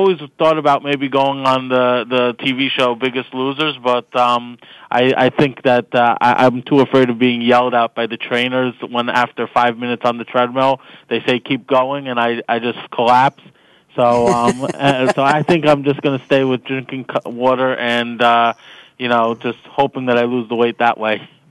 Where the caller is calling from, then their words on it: Lakewood, New Jersey, United States; I'm calling you from Lakewood, New Jersey. It's a small town in a small state. Not so small, actually. It's small but condensed.